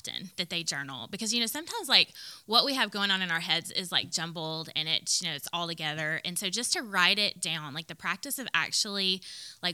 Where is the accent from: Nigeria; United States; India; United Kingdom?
United States; the South; I grew up in the South